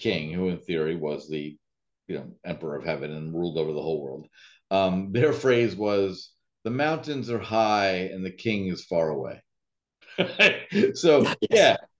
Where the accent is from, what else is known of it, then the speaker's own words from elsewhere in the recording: United States; I'm an American